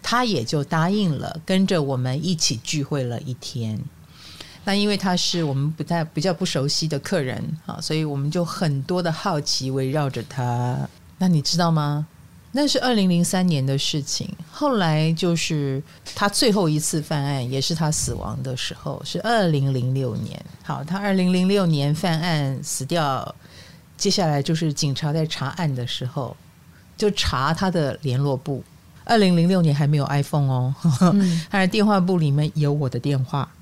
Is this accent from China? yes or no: no; Taiwan; 所以在我们台湾人的朋友们眼中的他